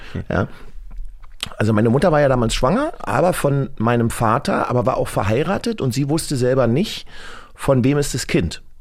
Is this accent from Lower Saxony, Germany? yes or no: no; Berlin, Germany; ich bin ja aus dem Osten